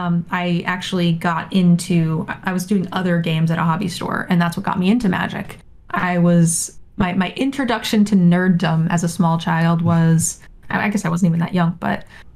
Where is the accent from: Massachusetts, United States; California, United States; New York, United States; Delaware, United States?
California, United States; I was from California.